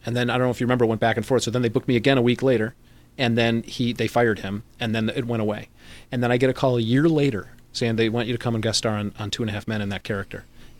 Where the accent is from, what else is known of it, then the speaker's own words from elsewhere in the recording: Gates Mills, Ohio, United States; moved away as an adult; also born or lived in Cleveland, Ohio / Syracuse, New York / Chicago, Illinois; now in Los Angeles, United States; I'm from Gates Mills, Ohio